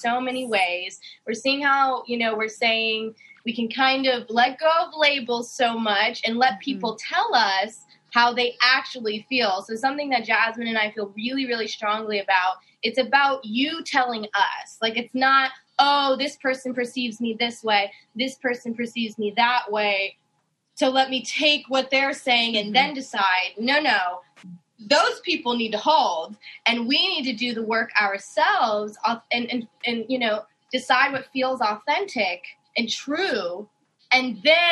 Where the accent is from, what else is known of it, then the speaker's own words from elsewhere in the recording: Las Vegas, Nevada, United States; now in Philadelphia, United States; I'm from Las Vegas, but I am currently in Philadelphia